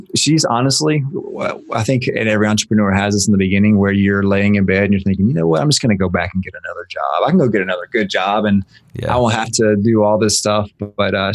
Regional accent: Griffin, Georgia, United States; now in Atlanta, United States; I was born and raised in Griffin, Georgia, which is a small town about an hour south of Atlanta, Georgia

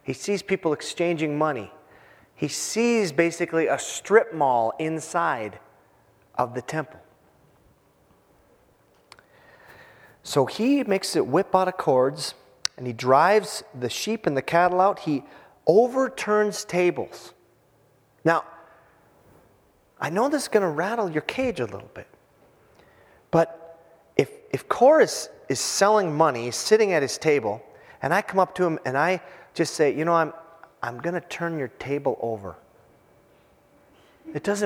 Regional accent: Hibbing, Minnesota, United States; moved away; I'm from Hibbing, Minnesota. High school hockey is king up there

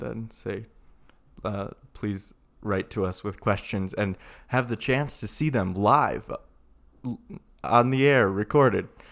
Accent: Sheboygan, Wisconsin, United States; moved away; also born or lived in Colorado; We're from Sheboygan, uh, which is a city in Wisconsin, about the size of Boise, probably smaller.

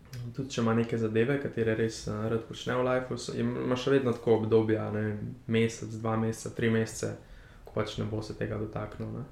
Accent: Slovenia; also born or lived in Berlin

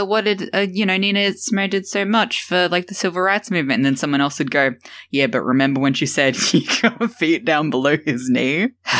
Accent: Australia; Yeah, I'm Australian.

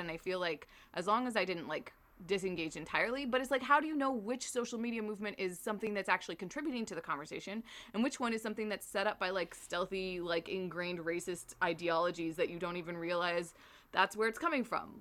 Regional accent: Canada

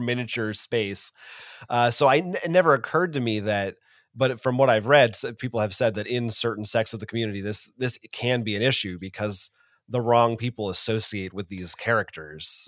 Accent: United States; as an American

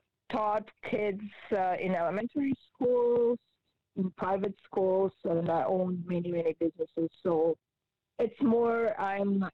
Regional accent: Georgia; English is a second language; moved away as an adult; also born or lived in Israel; now in Canada; I'm original from Republic of Georgia in Europe. And later when I was 20, I relocated to Israel and lived in Israel for 13 years.

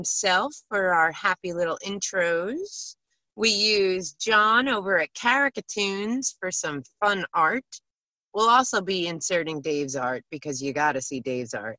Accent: New York, United States; I'm an Anglophile and a New Yorker, so I just call myself a British New Yorker

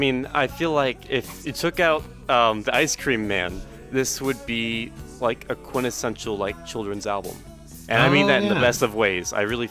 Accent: Oregon, United States; I'm from Oregon and I know something about trees.

